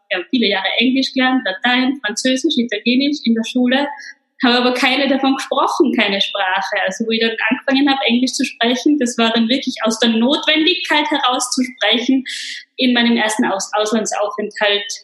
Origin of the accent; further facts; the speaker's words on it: Innsbruck, Tyrol, Austria; Ich komme ursprünglich aus Innsbruck ähm, und bin wirklich in einer rein österreichischen Familie aufgewachsen.